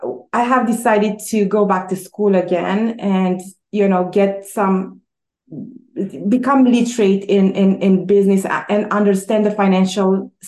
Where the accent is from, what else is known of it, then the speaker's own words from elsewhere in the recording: Romania; English is a second language; moved away as an adult; also born or lived in Quebec, Canada / Toronto, Canada; now in Canada; But I came from Romania. My husband and I, we immigrated in 2001. We came in Quebec, on the Quebec side. And so we were both professionals in Romania.